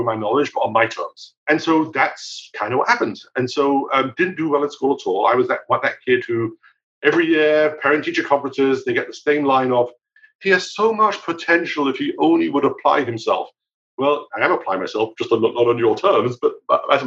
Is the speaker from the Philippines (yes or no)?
no; United Kingdom; now in United States; I grew up in the UK, as you can probably pick up from my accent.